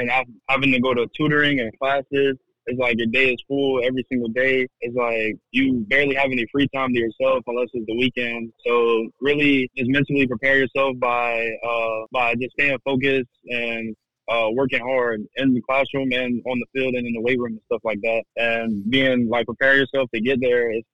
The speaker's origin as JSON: {"language": "English", "town": "Tampa", "region": "Florida", "country": "United States", "tie": "born or raised there", "moved": "yes", "said": "back home playing in my home state"}